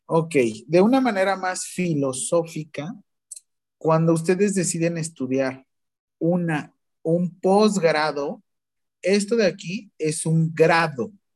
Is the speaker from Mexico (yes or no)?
yes; Mexico; nosotros como mexicanos